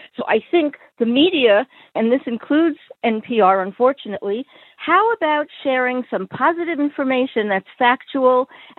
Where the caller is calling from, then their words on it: Tucson, Arizona, United States; I'm calling from Tucson, Arizona.